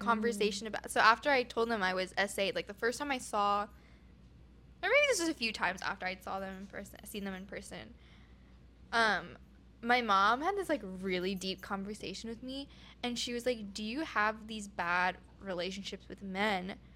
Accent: Oregon, United States; moved away; I'm from Oregon

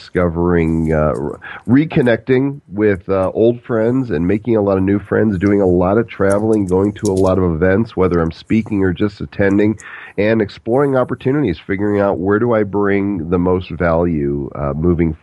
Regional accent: Illinois, United States; moved away as an adult; also born or lived in Dallas, Texas; I grew up in Illinois and went to the University of Illinois, graduated from there

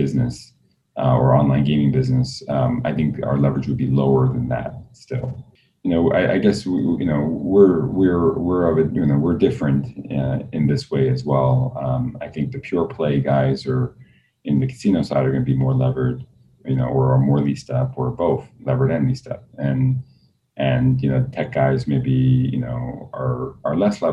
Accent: New York City, New York, United States; I grew up in Queens

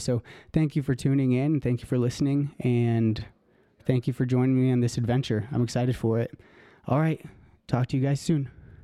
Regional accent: Elizabeth, Colorado, United States; moved away as an adult; also born or lived in Aurora, Colorado / Stanford University, California; I'm from Colorado. I was, um, born out in Aurora, Colorado, actually, and moved out to Elizabeth when I was, I think, in second grade, actually.

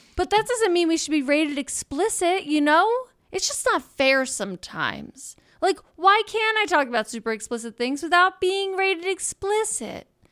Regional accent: Philadelphia, Pennsylvania, United States; I'm from Philadelphia

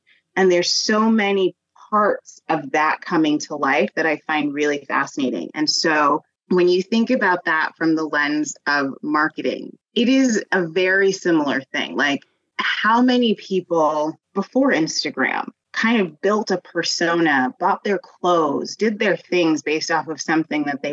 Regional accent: Denver, Colorado, United States; I grew up in Denver

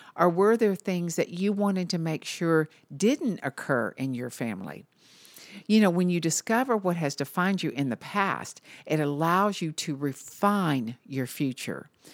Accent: Marietta, Georgia, United States; also born or lived in Chattanooga, Tennessee; I always tell everyone I'm from Atlanta, but actually I was born in Chattanooga. I only lived there for a few months, and my dad landed a job at Lockheed. So we moved to Marietta, Georgia, which is a suburb of Atlanta.

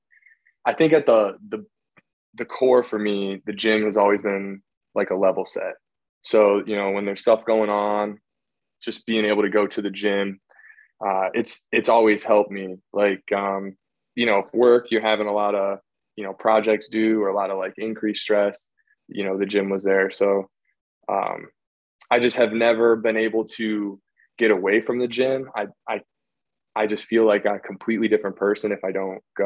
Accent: Akron, Ohio, United States; I'm from Ohio, like 30 minutes or so south of Cleveland in the Akron area, just in the suburbs out here

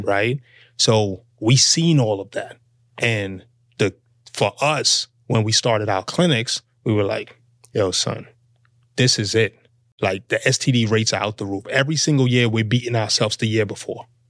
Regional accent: Boston, Massachusetts, United States; moved away; also born or lived in Fort Lauderdale, Florida; I'm from Boston

